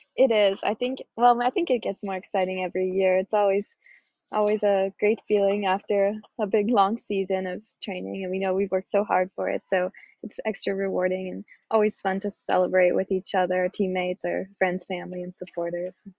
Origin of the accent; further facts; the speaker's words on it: Victoria, British Columbia, Canada; moved away; I'm from Victoria, British Columbia, Canada